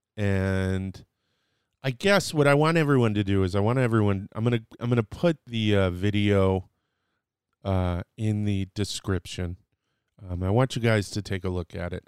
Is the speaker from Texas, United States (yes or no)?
yes; Dallas, Texas, United States; I was born in, in Dallas, Texas